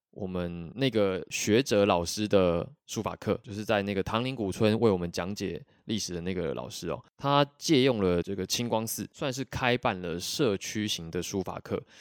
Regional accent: Taiwan; now in Vietnam; 他们介绍我是台湾来的指导老师

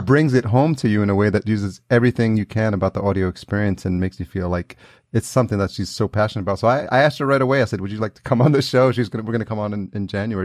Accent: Yonkers, New York, United States; now in Los Angeles, United States; I grew up in Yonkers

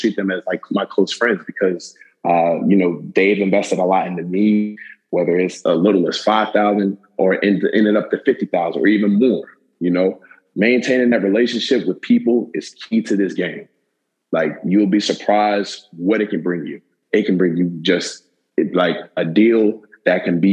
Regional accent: Tallahassee, Florida, United States; growing up in Tallahassee

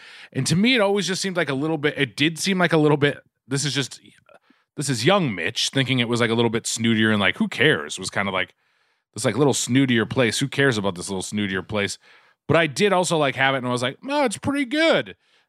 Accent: Quincy, Massachusetts, United States; I grew up in Duncan territory, of course. Ooh. Quincy, Mass. is Duncan territory.

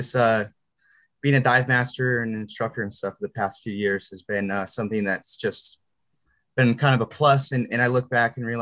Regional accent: Southern California, United States; also born or lived in Las Vegas, Nevada; now in North Carolina, United States; I am originally from Southern California, which is the opposite side of the country

